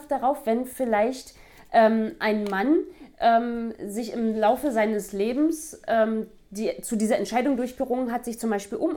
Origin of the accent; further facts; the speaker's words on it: Mecklenburg-Vorpommern, Germany; bei uns in Mecklenburg-Vorpommern